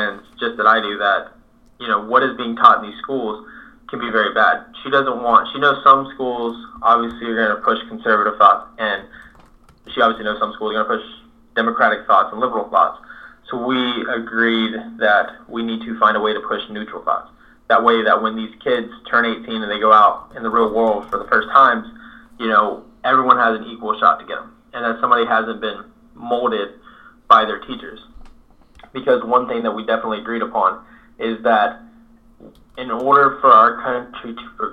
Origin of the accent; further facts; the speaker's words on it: Northeast Florida, United States; now in South Georgia, United States; I was born in Northeast Florida, a little north of Jacksonville, but now I reside right here in South Georgia. Love it. My family has lived here for generations.